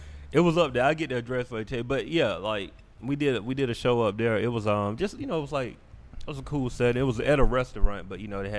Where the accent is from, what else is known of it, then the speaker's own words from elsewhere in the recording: Macon, Georgia, United States; also born or lived in Atlanta, Georgia; I was born in Atlanta and raised in Macon.